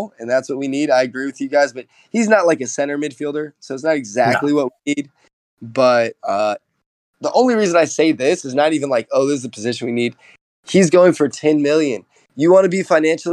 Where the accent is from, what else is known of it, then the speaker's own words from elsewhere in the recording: United States; as an American.